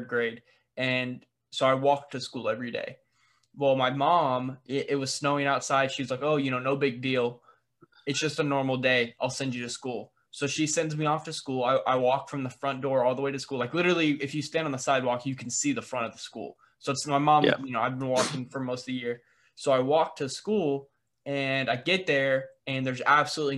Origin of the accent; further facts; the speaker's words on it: Texas, United States; also born or lived in Indiana; being from Indiana, I was born there, but I did not live my like majority of my life there. I've lived majority of my life in Texas. I'm a Texan boy